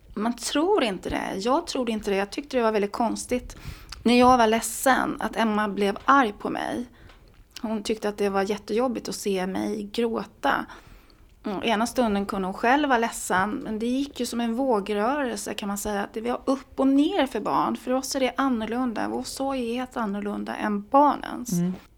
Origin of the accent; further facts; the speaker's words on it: Småland, Sweden; now in Stockholm, Sweden; jag kommer då från Småland